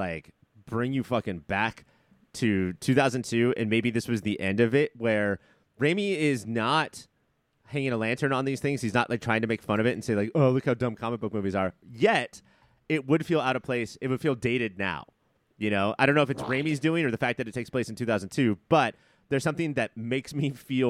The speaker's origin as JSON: {"language": "English", "region": "New York", "country": "United States", "said": "Whereas this is like specifically like, hey, here's my flag because I'm from New York."}